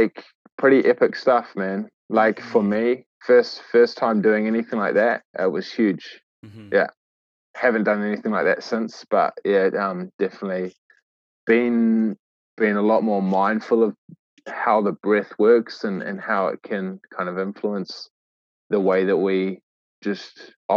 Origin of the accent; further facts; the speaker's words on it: Great Barrier Island, Auckland, New Zealand; also born or lived in Waitakere, Auckland; I grew up in Aotea, Great Barrier Island. I was actually born in Waitakere, Auckland, Tamaki Makaurau.